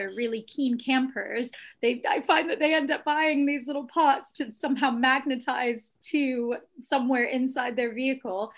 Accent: Austin, Texas, United States; moved away as an adult; also born or lived in England; I spent most of my life in Austin

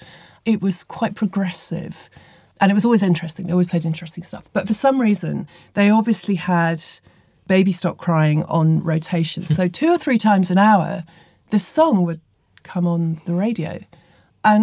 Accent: Chester, North West England, United Kingdom; I grew up in Chester, which is near Liverpool.

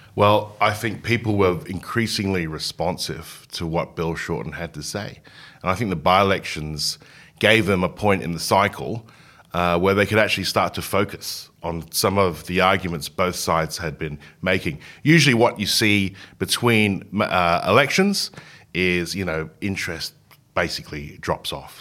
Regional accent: Hong Kong; now in Australia; I grew up in Hong Kong.

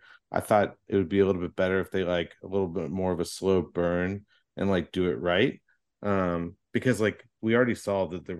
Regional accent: United States; I'm an American F1 fan.

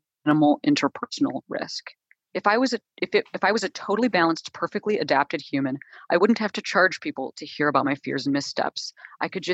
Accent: Chicago, Illinois, United States; I'm like from Chicago, I'm not from like an arts family

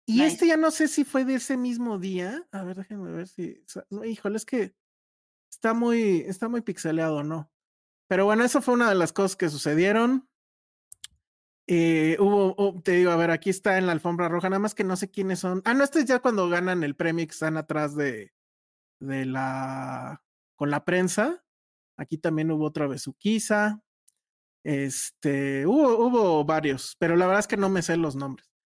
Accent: Mexicali, Baja California, Mexico; Sorry, me siento excluido, soy de Mexicali.

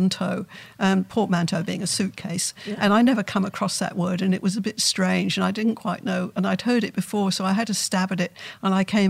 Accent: London, United Kingdom; I grew up in London

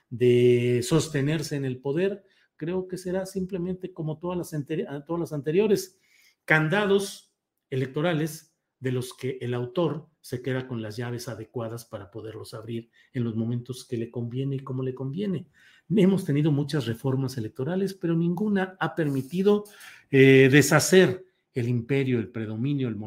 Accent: San Luis Potosí, Mexico; also born or lived in Torreón, Coahuila; yo soy nacido en Torreón, Coahuila, no crecí ahí, a los 10 años me fui a San Luis Potosí, ahí crecí, ahí estudié, ahí me casé

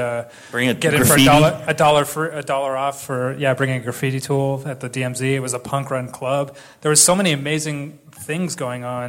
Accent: Toronto, Ontario, Canada; I came from North York, and there was nothing going on there

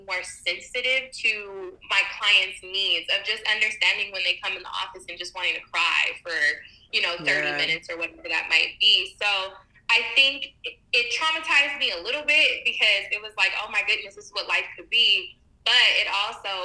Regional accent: Lancaster, California, United States; moved away; also born or lived in Palmdale, California; I'm from Lancaster and Palmdale, where there's nothing there.

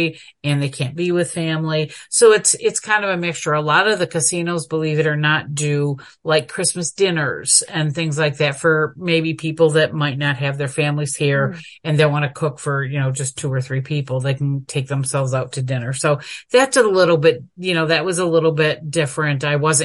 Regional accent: New York, United States; also born or lived in Coastal Mississippi; now in Mississippi, United States; originally I'm from New York, so I'm still into the East Coast

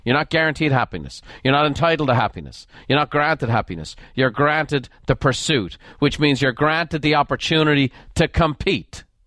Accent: Ireland; moved away as an adult; now in United States; I'm an Irish immigrant.

